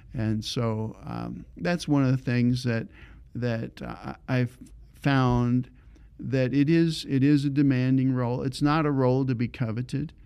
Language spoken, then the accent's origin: English; Ontario, Canada; moved away as an adult; I grew up in Ontario